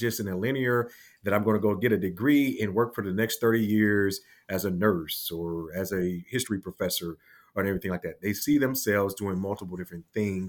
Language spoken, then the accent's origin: English; Cleveland, Ohio, United States; I am originally from Cleveland, Ohio, the great state of Ohio, of course.